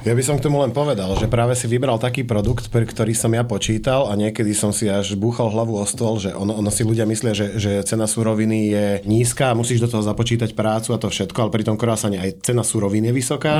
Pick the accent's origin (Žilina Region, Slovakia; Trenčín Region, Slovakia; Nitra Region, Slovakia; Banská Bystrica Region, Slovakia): Nitra Region, Slovakia; Šaľa; now in Brno, Czechia; u nás doma v Šali